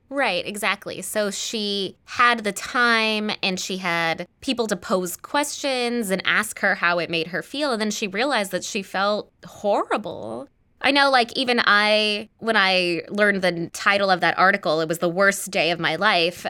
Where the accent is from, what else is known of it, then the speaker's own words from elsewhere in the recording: Los Angeles, California, United States; I'm from Los Angeles